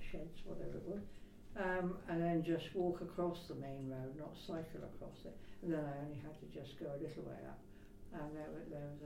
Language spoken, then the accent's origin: English; Shaftesbury, South West England, United Kingdom; born or raised there; also born or lived in Mockham